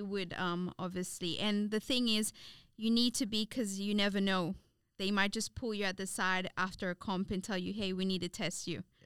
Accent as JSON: {"language": "English", "country": "Seychelles", "tie": "born or raised there", "moved": "as an adult", "lives_now": "Australia", "said": "I was born here, but I grew up in the Seychelles."}